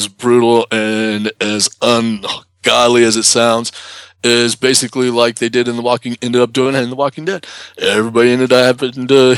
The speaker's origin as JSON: {"language": "English", "region": "Kentucky", "country": "United States", "tie": "born or raised there", "said": "growing up in Kentucky, we did a lot of actual, for real camping"}